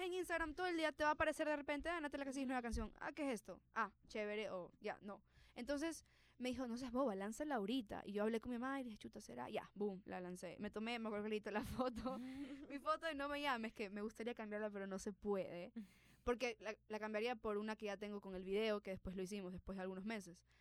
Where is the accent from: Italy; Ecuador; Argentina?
Ecuador; yo estoy en Ecuador, que soy latina, que tengo que aprender a abrazar lo que soy, o sea, exacto, mis raíces